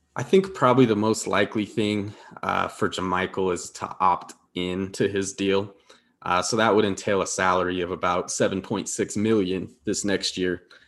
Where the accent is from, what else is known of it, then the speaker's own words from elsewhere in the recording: Denver, Colorado, United States; moved away as an adult; now in Utah, United States; I grew up in Denver, but I'm out here right now